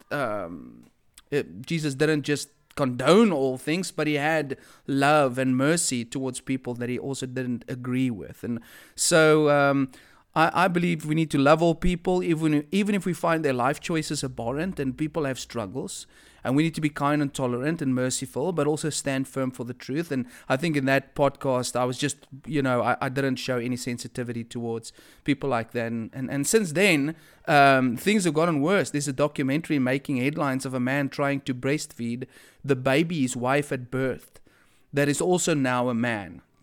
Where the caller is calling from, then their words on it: Durban, KwaZulu-Natal, South Africa; I am speaking here from Durban, to be specifically, uh, be specific, Westville, Durban, South Africa.